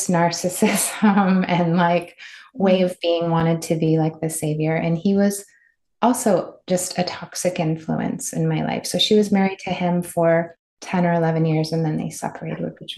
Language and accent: English; Midwest, United States; I grew up in the Midwest